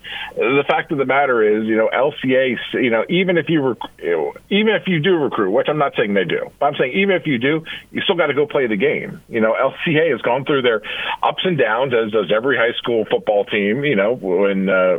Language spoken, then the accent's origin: English; Delaware, United States; moved away; I grew up in Delaware.